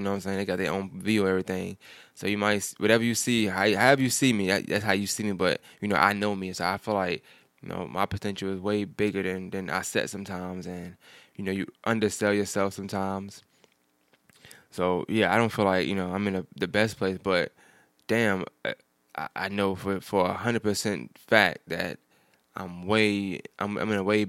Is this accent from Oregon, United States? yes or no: no; New York, United States; And I'm from New York, so I like to walk.